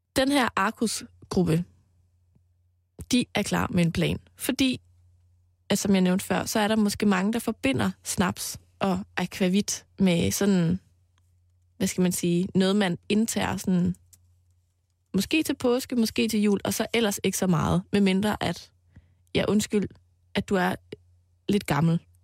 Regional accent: Mols, Central Denmark Region, Denmark; på Mols, hvor jeg voksede op

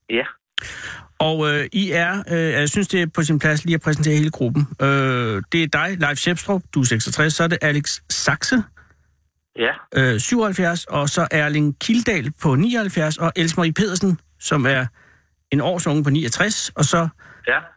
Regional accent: Herning, Central Denmark Region, Denmark; Jeg kommer fra Herning af.

